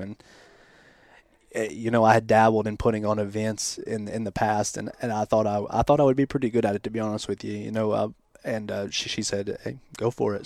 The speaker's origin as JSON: {"language": "English", "town": "Athens", "region": "Tennessee", "country": "United States", "tie": "born or raised there", "moved": "as an adult", "lives_now": "Michigan, United States", "said": "I'm from Southeast Tennessee, a little town called Athens"}